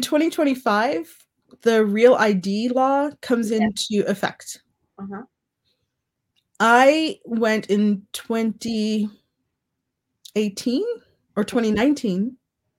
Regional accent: United States; moved away; also born or lived in South Africa; growing up in the United States

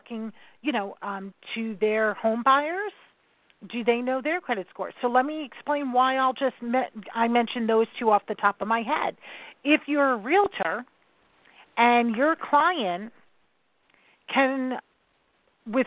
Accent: New York City, New York, United States; I'm a New Yorker

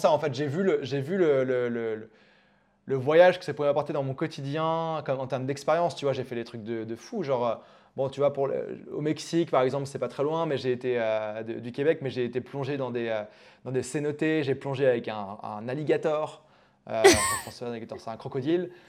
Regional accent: France; also born or lived in Germany / England; suis français, mais je suis né en Allemagne. Mes parents étaient expatriés là-bas et, euh, et puis après, bah, assez vite, on a déménagé en Angleterre, puis après en France.

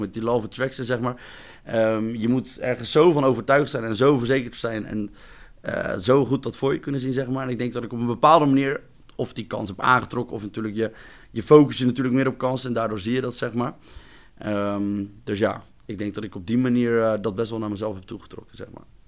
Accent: Rijnsburg, South Holland, Netherlands; Ik ben ook geboren en getogen in Rijnsburg

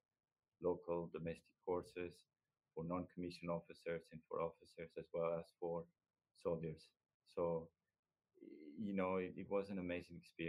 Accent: Cali, Valle del Cauca, Colombia; moved away as an adult; also born or lived in Bogota, Colombia; now in Melbourne, Australia; I'm from Colombia, of course, from Cali

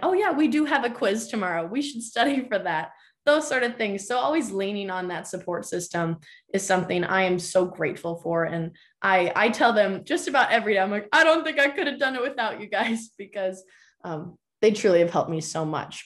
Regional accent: Minot, North Dakota, United States; now in Grand Forks, United States; I actually did my undergrad at Minot State University. That's my hometown

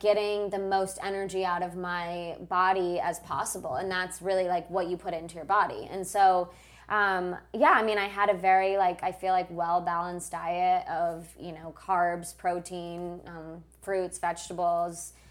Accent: Moscow, Russia; moved away; I was born in Moscow

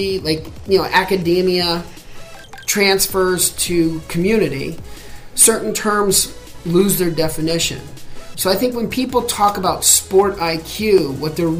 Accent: United States; I'm American

